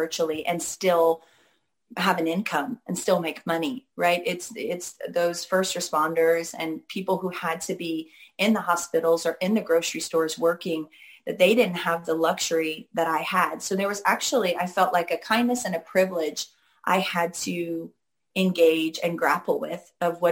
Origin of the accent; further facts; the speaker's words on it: Seattle, Washington, United States; growing up in Seattle